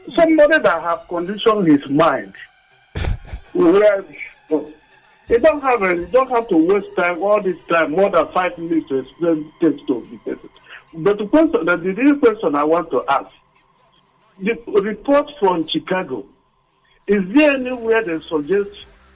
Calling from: Akuta, Nigeria; I'm calling from Akuta.

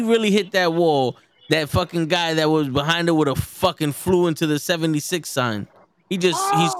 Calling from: Brooklyn, New York, United States; Yeah, I'm watching from the Brooklyn.

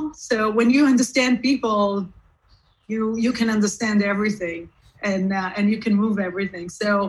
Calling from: California, United States; California, from Silicon Valley, the heart of Silicon Valley.

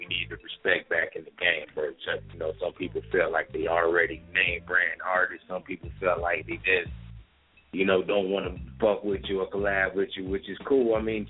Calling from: Saginaw, Michigan, United States; I'm calling from Saginaw, Michigan. Saginaw.

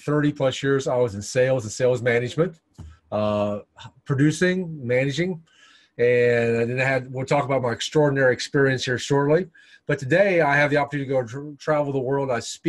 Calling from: Charlotte, North Carolina, United States; Today I'm in Charlotte, North Carolina, on the east coast of the United States.

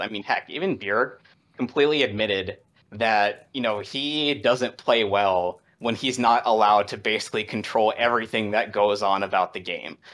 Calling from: Washington, District of Columbia, United States; calling from, uh, Washington D C

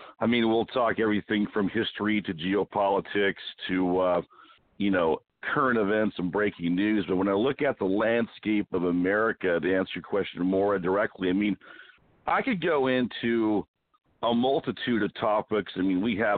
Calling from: Arizona, United States; I am calling from my mountain stronghold here in Arizona.

